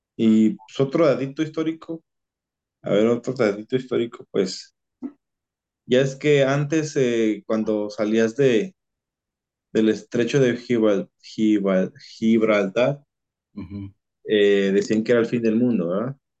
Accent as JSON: {"language": "Spanish", "country": "Mexico", "said": "los mexicanos nos quedamos atrás"}